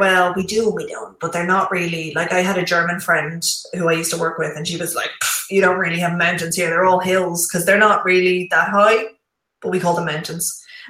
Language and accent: English; Ireland; it's in my hometown.